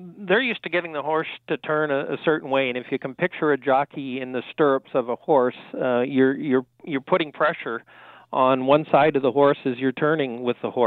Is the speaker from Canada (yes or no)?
yes; Canada; as a Canadian